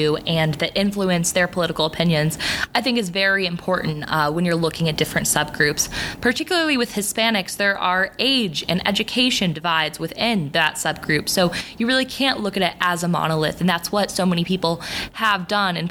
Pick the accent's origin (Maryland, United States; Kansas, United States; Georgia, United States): Kansas, United States; moved away as an adult; also born or lived in Missouri; now in Boston, United States; I was born in Missouri, raised in Kansas. I'm a Midwesterner at heart.